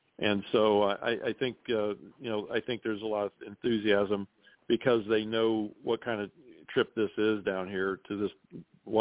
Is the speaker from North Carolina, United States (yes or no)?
no; Ohio, United States; I grew up in Ohio